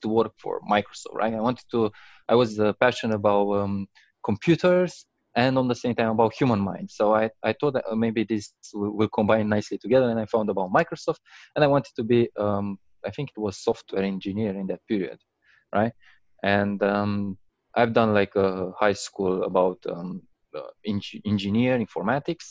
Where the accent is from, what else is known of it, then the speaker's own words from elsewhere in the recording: Romania; I'm originally from Romania